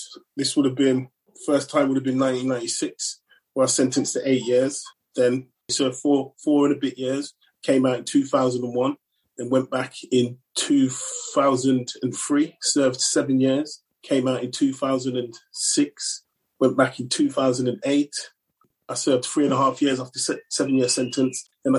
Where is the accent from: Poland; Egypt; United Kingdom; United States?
United Kingdom; Manchester, North West England; also born or lived in London / Birmingham; now in Coventry, United Kingdom; No, in fact, I grew up in Manchester. Well, kind of all over the place, really, between London, Manchester and Birmingham.